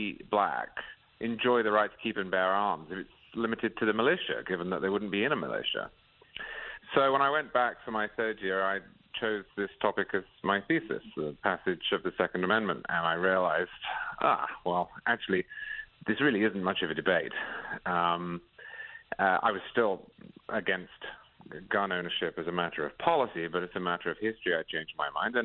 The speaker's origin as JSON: {"language": "English", "region": "England", "country": "United Kingdom", "tie": "born or raised there", "said": "I grew up in England"}